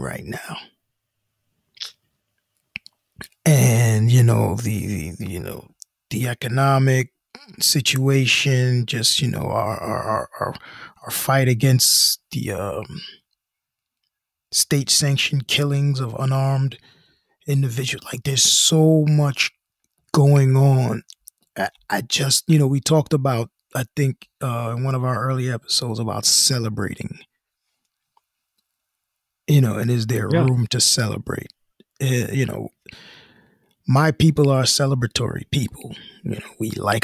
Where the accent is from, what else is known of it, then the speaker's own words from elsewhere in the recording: United States; we're American now.